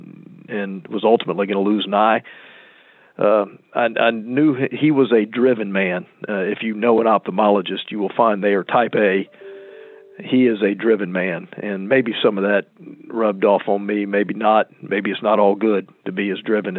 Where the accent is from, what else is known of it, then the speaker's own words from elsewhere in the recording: Lakeland, Florida, United States; accent: native Central Florida; also born or lived in Chicago; this is a native Central Florida accent. I was born at Cook County Hospital. My dad was a resident at the Illinois Eye and Ear Infirmary. He actually was the first retinal surgeon in Central Florida. And I was born in Chicago, and then for a variety of reasons, we came to Lakeland. And so I arrived in Lakeland when I was about four